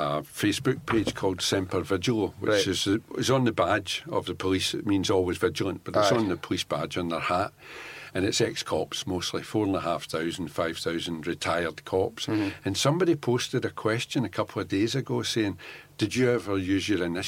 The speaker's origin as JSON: {"language": "English", "area": "Possilpark", "region": "Scotland", "country": "United Kingdom", "tie": "born or raised there", "said": "I was born in Postle Park."}